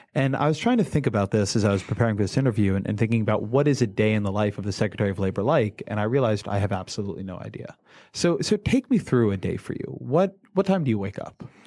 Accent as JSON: {"language": "English", "region": "California", "country": "United States", "said": "I'm a Californian."}